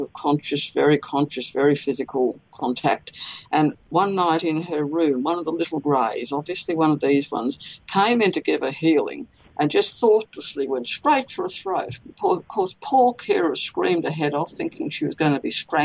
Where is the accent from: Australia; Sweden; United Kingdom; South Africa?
Australia; I'm Australian